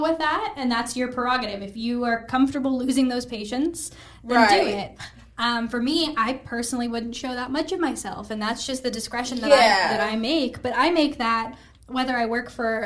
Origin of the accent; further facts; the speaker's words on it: Albuquerque, New Mexico, United States; moved away as an adult; now in Charlotte, United States; I'm from Albuquerque, New Mexico. My husband and I moved to Charlotte at the end of April, beginning of May